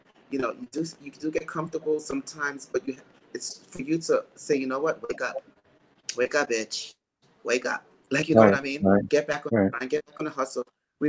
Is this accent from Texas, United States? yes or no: yes; Texas, United States; I was bullied in school. I was bullied in growing up in Texas. I was called fat or gay, you know, but it never changed my kind heart.